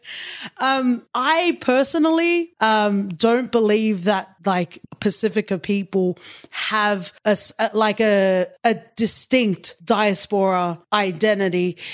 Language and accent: English; Sydney, New South Wales, Australia; I grew up in Western Sydney, which is very multicultural.